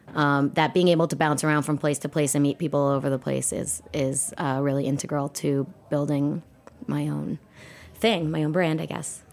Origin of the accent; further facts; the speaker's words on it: New York City, New York, United States; I, uh, was born and raised in New York City, grew up on the Upper West Side